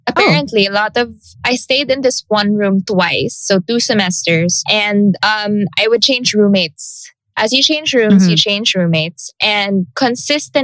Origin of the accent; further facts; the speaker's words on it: Iloilo City, Western Visayas, Philippines; moved away; back in the province, because I come from Iloilo